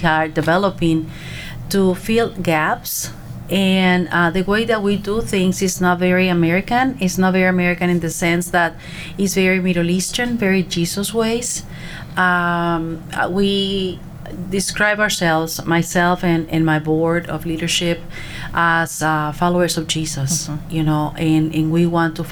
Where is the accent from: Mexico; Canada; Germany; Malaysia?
Mexico; Monterrey, Nuevo León; moved away as an adult; now in United States; I'm a recent immigrant. I'm from Monterrey, Mexico